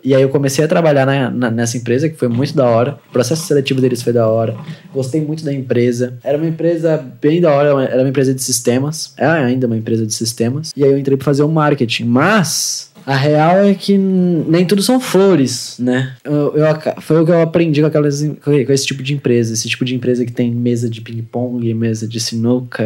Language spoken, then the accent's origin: Portuguese; Santa Catarina, Brazil; also born or lived in Concórdia, Santa Catarina; Eu nasci aqui